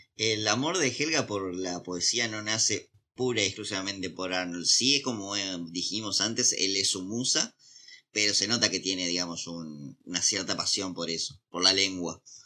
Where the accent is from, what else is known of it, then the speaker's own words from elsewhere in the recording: Argentina; somos argentinos, capaz que pasamos ah. por mexicanos